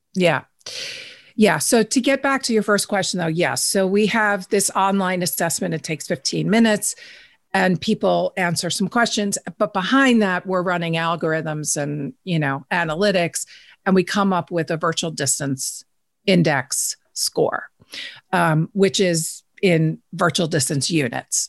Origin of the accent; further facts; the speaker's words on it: New York, United States; I'm a New Yorker